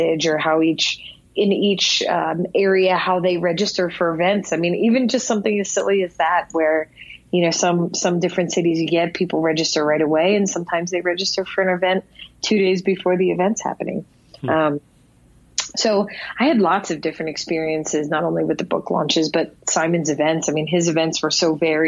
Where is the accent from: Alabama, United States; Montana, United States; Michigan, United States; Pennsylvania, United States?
Pennsylvania, United States; Philadelphia; I'm from Philadelphia